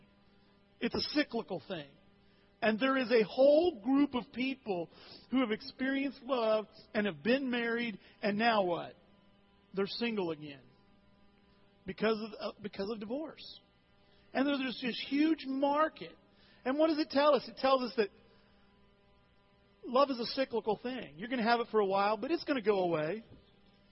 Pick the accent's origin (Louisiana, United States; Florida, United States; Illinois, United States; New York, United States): Illinois, United States; Alton; When I was in high school at Alton High 30-some years ago